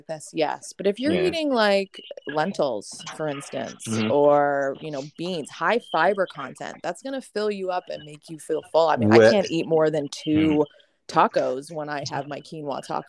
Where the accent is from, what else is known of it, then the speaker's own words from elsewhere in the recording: Brantford, Ontario, Canada; moved away as an adult; also born or lived in Poconos, Pennsylvania; now in Pennsylvania, United States; I'm going up to Brantford. That's the name of my hometown, which is Wayne Gretzky's hometown.